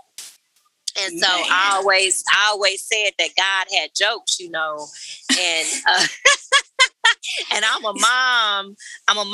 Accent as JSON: {"language": "English", "region": "Oklahoma", "country": "United States", "tie": "born or raised there", "said": "I am born and raised in Oklahoma"}